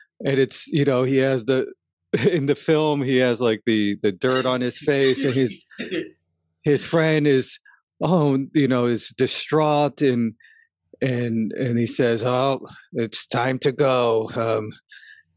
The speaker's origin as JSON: {"language": "English", "town": "New York City", "region": "New York", "country": "United States", "tie": "born or raised there", "said": "I grew up in Crown Heights in Brooklyn, and it was a very tough neighborhood"}